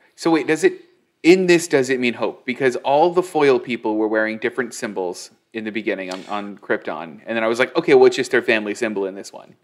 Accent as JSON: {"language": "English", "town": "Newville", "region": "Midwest", "country": "United States", "tie": "born or raised there", "also_born_or_lived": "Los Angeles", "moved": "yes", "said": "I was a kid in a small town. I was born in Newville."}